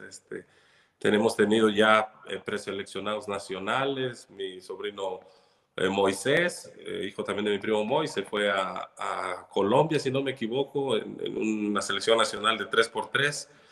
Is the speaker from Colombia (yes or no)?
no; Chilpancingo, Guerrero, Mexico; chilpancingueño de, de mucho corazón, nací aquí en Chilpancingo.